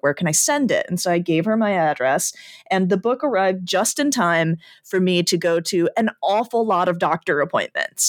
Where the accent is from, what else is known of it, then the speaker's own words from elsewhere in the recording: Chicago, Illinois, United States; having grown up in the Chicagoland area